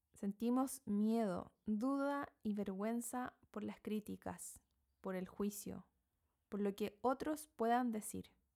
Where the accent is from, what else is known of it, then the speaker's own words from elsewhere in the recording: Chile; moved away as an adult; now in New Zealand; soy chilena, viviendo en Nueva Zelanda desde hace algunos seis años